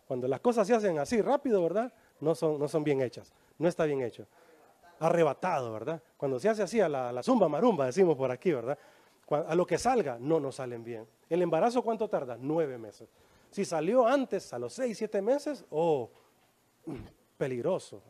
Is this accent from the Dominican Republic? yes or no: no; Honduras; Así decimos en Honduras